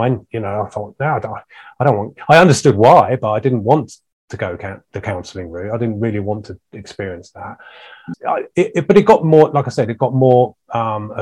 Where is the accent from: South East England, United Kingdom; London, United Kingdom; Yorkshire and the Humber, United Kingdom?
South East England, United Kingdom; Ashdown Forest, Sussex; I was brought up in the Ashdown Forest in Sussex